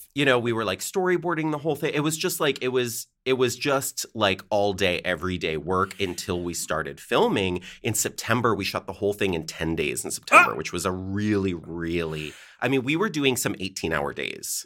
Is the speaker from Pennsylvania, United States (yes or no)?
no; Connecticut, United States; moved away as an adult; also born or lived in Chicago / Seattle; I grew up in Connecticut